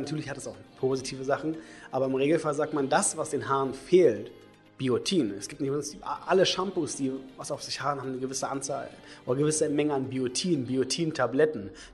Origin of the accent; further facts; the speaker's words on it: Brandenburg, Germany; also born or lived in Leipzig, Saxony; now in Berlin, Germany; ich komme ja nicht aus Berlin. Äh, ich komme jetzt aus Sachsen, aus Leipzig, aus, äh, eigentlich aus Brandenburg